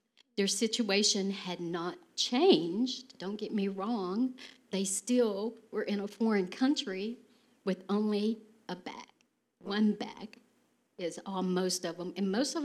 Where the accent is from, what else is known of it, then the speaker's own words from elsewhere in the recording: Texas, United States; accent: Texas; my Texas accent